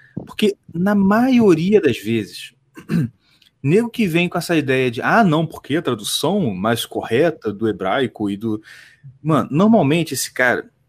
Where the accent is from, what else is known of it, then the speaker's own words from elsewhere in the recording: Nova Iguaçu, Rio de Janeiro, Brazil; eu nasci em Nova Iguaçu